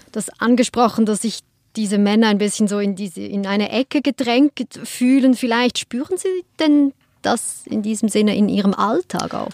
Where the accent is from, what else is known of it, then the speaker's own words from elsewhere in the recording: Switzerland; als Schweizerin